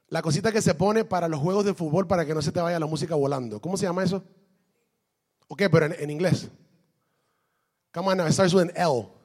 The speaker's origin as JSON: {"language": "Spanish", "country": "Brazil", "said": "Le digo, ¿por qué razón? Porque yo soy de Brasil."}